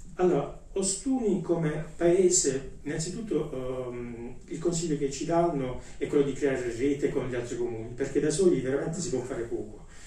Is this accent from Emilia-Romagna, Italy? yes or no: no; Ostuni, Apulia, Italy; moved away as an adult; ho sentito il legame con la mia terra, con la mia città